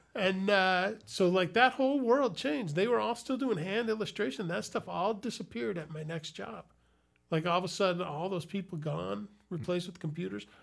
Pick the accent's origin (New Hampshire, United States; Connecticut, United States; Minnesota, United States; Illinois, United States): Illinois, United States; Chicago; I grew up in Chicago